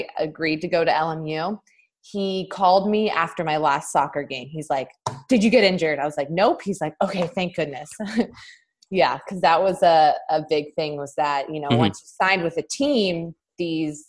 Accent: Southern California, United States; I grew up in Southern California

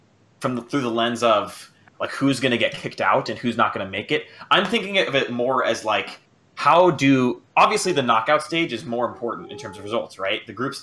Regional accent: Miami, Florida, United States; now in Washington, United States; I'm calling from DC, but I'm originally from Miami.

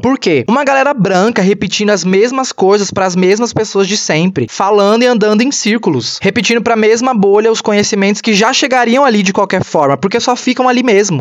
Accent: São Paulo, Brazil; Eu nasci, cresci, me criei no Capão Redondo, que para quem não sabe é o extremo sul da periferia de São Paulo.

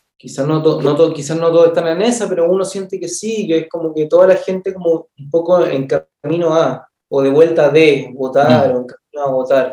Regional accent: Viña del Mar, Valparaíso, Chile; yo soy de Viña

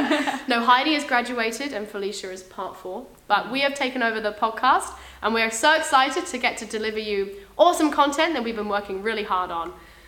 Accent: England, United Kingdom; accent: English; now in Auckland, New Zealand; I'm from Auckland, but I was born in England, as you can probably guess from my really obnoxious and loud voice.

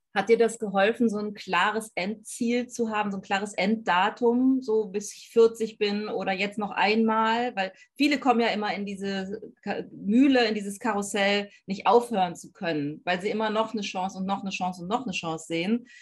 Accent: Rhineland, Germany; ich als Rheinländerin

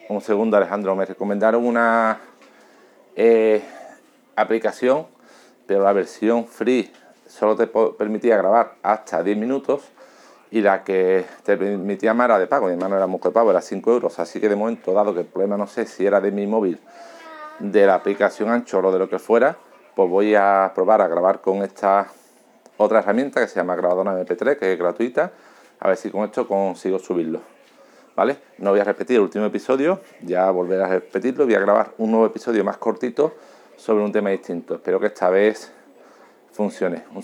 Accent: Seville, Andalusia, Spain; born there; now in Alcalá de Guadaíra, Spain; Eh, vivo en Alcalá de Guadaira, pero trabajo en Sevilla, ¿vale? Y nací en Sevilla.

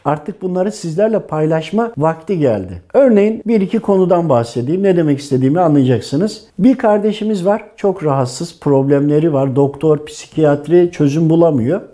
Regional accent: Tokat, Turkey; now in Istanbul, Turkey; Tokat doğumluyum. İstanbul'da yaşıyorum.

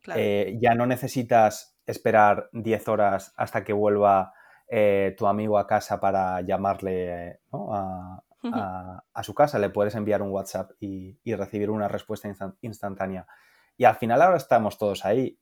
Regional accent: Valencia, Valencian Community, Spain; yo soy de Valencia

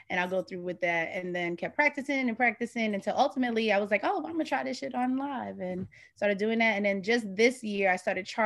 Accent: New York City, New York, United States; also born or lived in Washington; I'm from the Bronx.

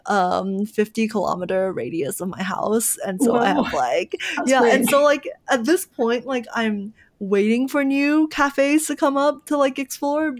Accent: Dallas, Texas, United States; also born or lived in Malaysia; growing up in Dallas

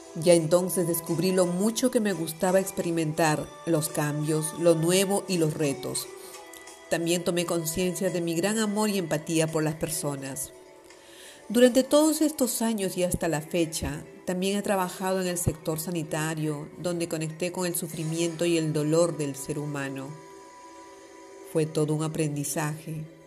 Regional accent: Palma, Balearic Islands, Spain; also born or lived in Bray, Ireland; De nuevo en mi ciudad natal

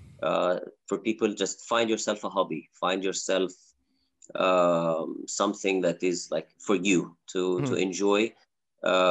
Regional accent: Egypt; moved away as an adult; also born or lived in Algeria / United Kingdom; now in United Arab Emirates; I grew up in Egypt, so engineering you're either an engineer or a doctor or a disappointment.

